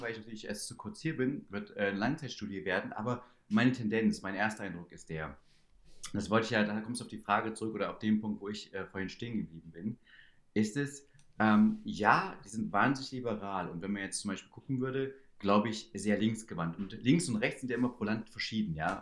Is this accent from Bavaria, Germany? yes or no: no; Schönebeck, Saxony-Anhalt, Germany; also born or lived in Stockholm; now in Munich, Germany; Schönebeck, wo ich herkomme